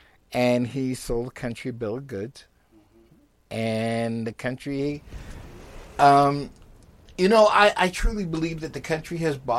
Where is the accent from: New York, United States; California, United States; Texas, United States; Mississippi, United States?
New York, United States; I grew up in New York, and yeah. I used to walk to Yonkers.